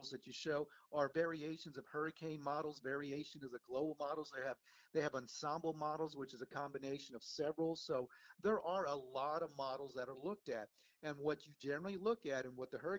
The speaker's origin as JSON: {"language": "English", "town": "San Antonio", "region": "Texas", "country": "United States", "tie": "born or raised there", "moved": "yes", "said": "I watched all the TV weather people in San Antonio growing up"}